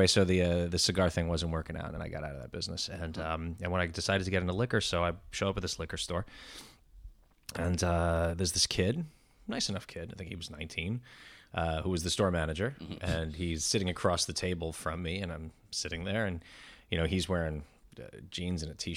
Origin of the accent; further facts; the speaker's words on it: Great Neck, New York, United States; also born or lived in Queens / Manhattan; now in Brooklyn, United States; I was born in Queens. I grew up in Great Neck, Long Island. Then I moved into Manhattan.